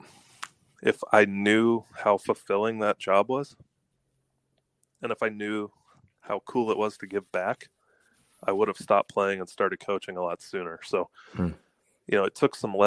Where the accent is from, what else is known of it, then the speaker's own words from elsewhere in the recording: Atlanta, Georgia, United States; I grew up in Atlanta, Georgia, in a suburb